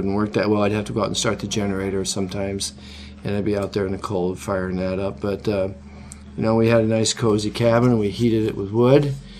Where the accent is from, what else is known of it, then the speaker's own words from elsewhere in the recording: New York, United States; because most of us came from big cities. I came from New York.